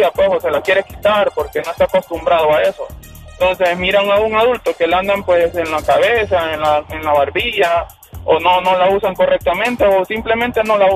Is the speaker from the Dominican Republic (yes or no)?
no; Honduras; como hondureño